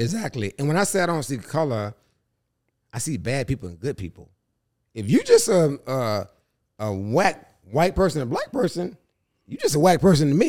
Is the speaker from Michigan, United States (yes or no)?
no; Charlotte, North Carolina, United States; also born or lived in New York; I'm from Charlotte